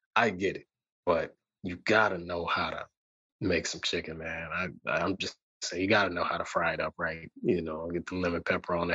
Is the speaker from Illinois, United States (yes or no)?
yes; Chicago, Illinois, United States; I'm from Chicago